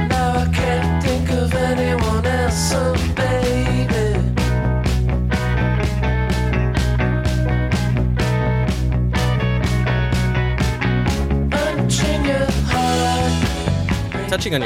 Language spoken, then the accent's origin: English; Princeton, New Jersey, United States; born or raised there; now in Allentown, United States